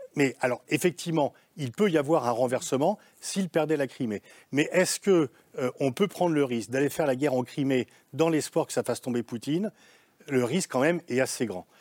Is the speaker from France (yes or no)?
yes; France; je suis français